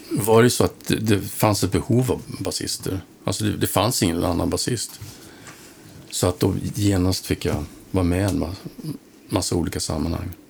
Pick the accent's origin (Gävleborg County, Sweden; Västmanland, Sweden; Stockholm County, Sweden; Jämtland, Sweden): Jämtland, Sweden; Östersund; also born or lived in Kalix / Falun / Avesta / United States; Ähm, vi flyttade en hel del, men på något vis Östersund.